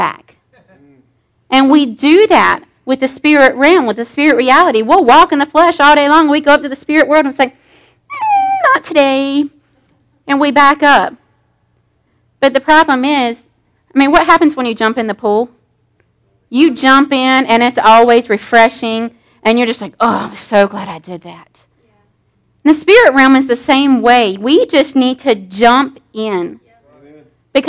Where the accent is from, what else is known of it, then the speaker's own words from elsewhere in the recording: Pleasant Garden, North Carolina, United States; I lived in Pleasant Garden